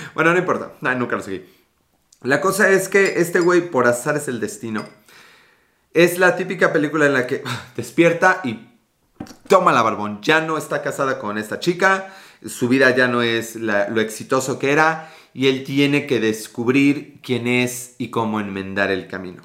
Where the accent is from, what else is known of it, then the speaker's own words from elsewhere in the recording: Mexico City, Mexico; yo soy Ciudad de México